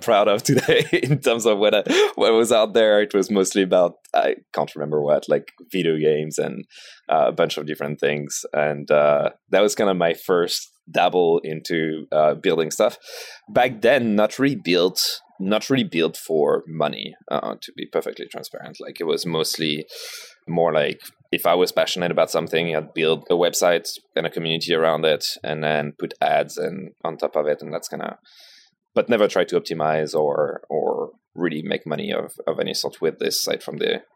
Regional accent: Paris, Île-de-France, France; Born and raised in Paris.

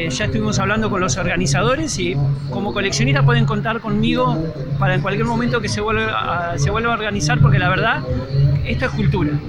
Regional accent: Miramar, Buenos Aires Province, Argentina; bueno, yo soy de Miramar, así que me ubicás enseguida.

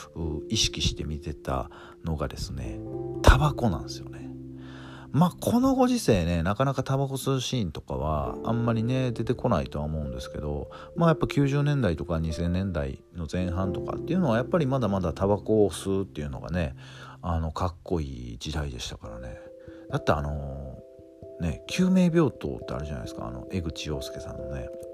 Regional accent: western Japan, Japan; どっちかっていうと西の出身なんで僕はエイプって言ってました

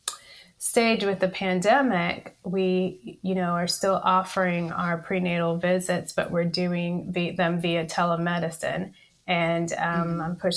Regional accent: College Station, Texas, United States; also born or lived in Spring, Texas; I initially practiced in my hometown of College Station, Texas

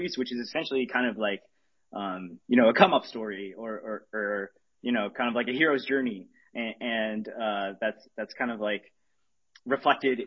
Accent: Arizona, United States; now in California, United States; I grew up in Arizona, which I think, but I live in California now

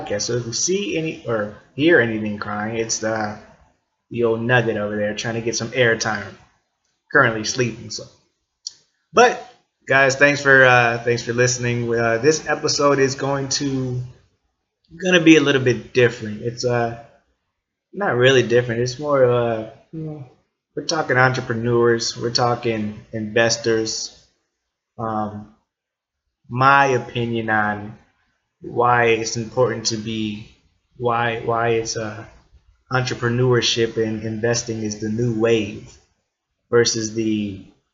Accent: northern Indiana, United States; I'm from Indiana, so the northern part

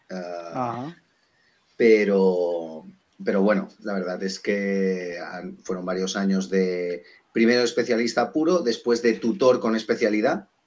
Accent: Balearic Islands, Spain; now in Asturias, Spain; Un mallorquín, un mallorquín trasplantado a Asturias.

